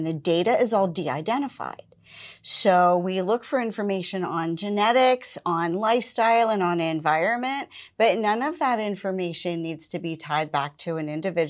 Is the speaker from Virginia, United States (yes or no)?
no; Pennsylvania, United States; now in Butler County, United States; I moved from Allegheny County to Butler County. And I had never lived out of Allegheny County prior to that.